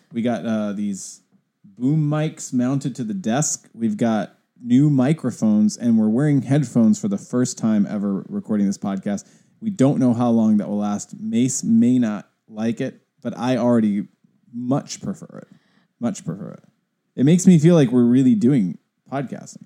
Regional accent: the Northwest, Pacific Northwest, United States; also born or lived in Pasadena; I've only almost exclusively, exclusively ever lived in the Northwest.

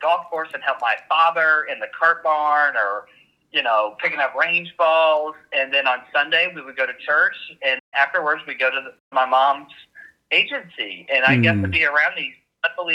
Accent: Oklahoma, United States; I'm from Oklahoma

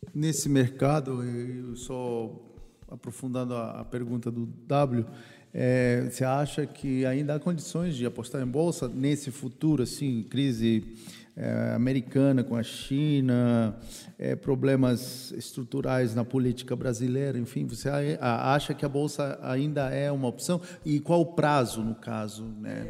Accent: Peru; now in Brazil; Eu, como peruano

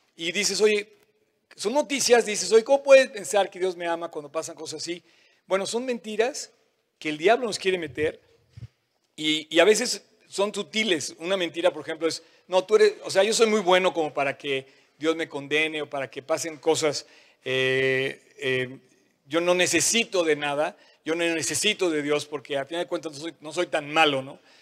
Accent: Mexico; como mexicanos

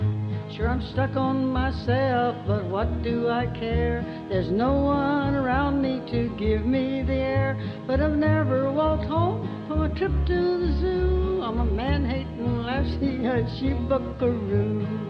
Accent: the South, United States; accent: Southern; Crooners, I just sang real Southern. I thought I'd lost my Southern accent, but I sure had it on that record.

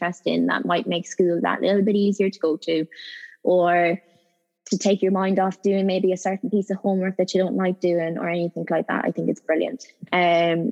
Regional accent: Ireland; moved away as an adult; now in United Kingdom; I'm Irish

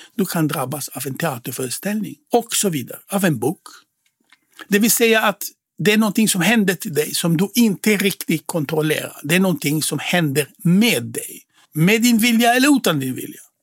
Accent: Israel; Swedish is a second language; moved away as an adult; now in Sweden; jag är född i Israel och svenska är inte mitt modersmål

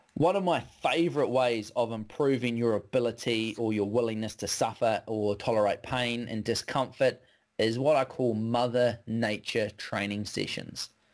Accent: West Coast, New Zealand; I grew up on the West Coast, so we're kind of born with a rain jacket

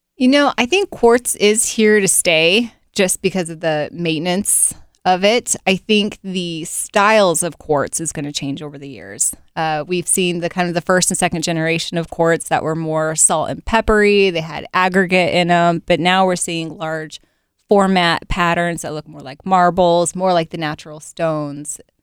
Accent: Provo, Utah, United States; now in Central Ohio, United States; I'm from Provo

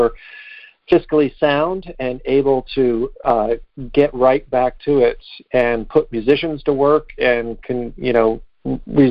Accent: Chapel Hill, North Carolina, United States; I grew up here in North Carolina

